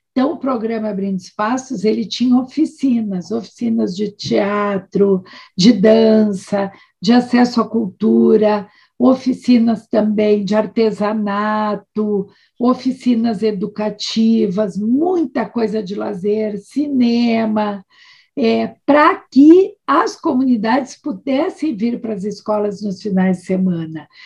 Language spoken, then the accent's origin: Portuguese; Brazil; trabalhar no Brasil, sendo também brasileira